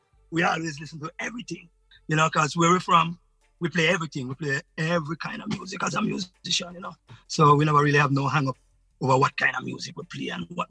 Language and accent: English; Jamaica; moved away; they invite me here because I'm the Jamaican that, you know, they kind of can rap with.